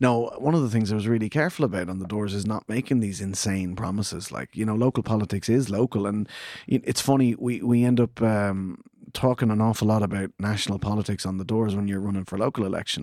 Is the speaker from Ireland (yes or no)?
yes; Clondalkin, Leinster, Ireland; we grew up in the same housing estate in Clondalkin